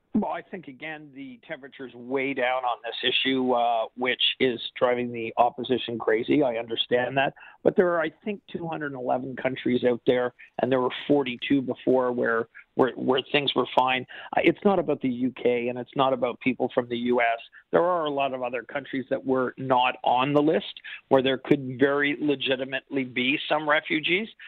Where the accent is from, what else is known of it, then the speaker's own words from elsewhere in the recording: Quebec, Canada; I'm a Quebecer.